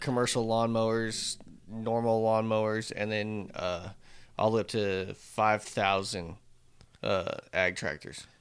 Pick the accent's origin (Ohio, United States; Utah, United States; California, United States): California, United States; Northern; moved away as an adult; now in Texas, United States; We're from Northern